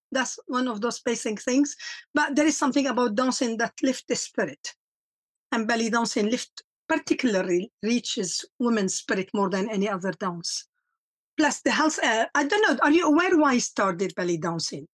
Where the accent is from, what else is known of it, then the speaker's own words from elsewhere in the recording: Lebanon; moved away as an adult; also born or lived in South Africa; now in England; I am from Lebanon. Uh, I grew up and, and I lived 20 years of war